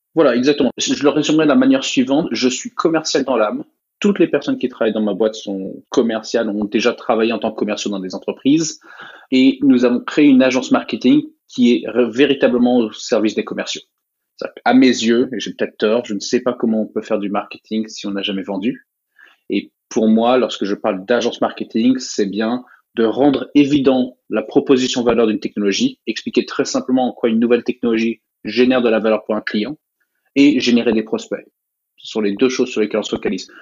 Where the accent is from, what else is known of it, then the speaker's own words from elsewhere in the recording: United States; J'ai grandi aux États-Unis, j'ai vécu la, la, majorité de mon enfance aux États-Unis